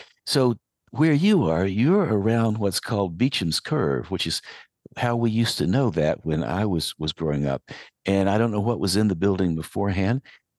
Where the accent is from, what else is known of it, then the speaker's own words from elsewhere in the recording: Asheville, North Carolina, United States; I grew up in Western North Carolina. I grew up in West Asheville.